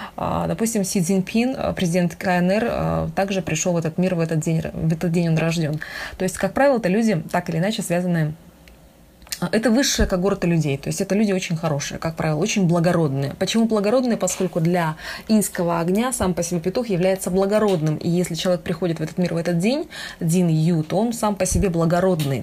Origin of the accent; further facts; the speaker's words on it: Lake Baikal, Irkutsk Oblast, Russia; я сама с, с Байкала, с Иркутской области